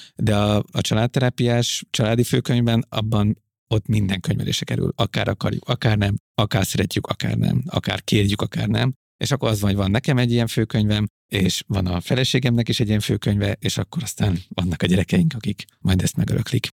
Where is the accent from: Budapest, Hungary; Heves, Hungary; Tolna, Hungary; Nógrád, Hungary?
Budapest, Hungary; én Budapesten nőttem fel a városban